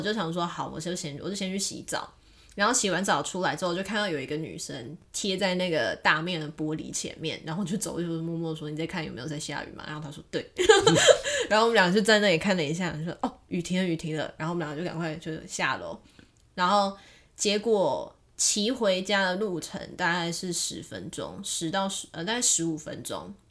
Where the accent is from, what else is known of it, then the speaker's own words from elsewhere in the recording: Taichung, Taiwan; moved away as an adult; now in Taipei, Taiwan; 身为一个土生土长的台中人